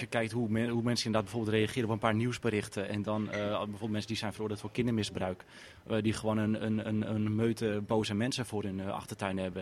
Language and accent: Dutch; Amsterdam, North Holland, Netherlands; Ik kom uit Amsterdam.